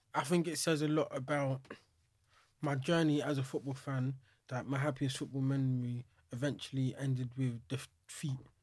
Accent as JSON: {"language": "English", "region": "England", "country": "United Kingdom", "said": "I can accept that I'm British or English or whatever you wanna call it."}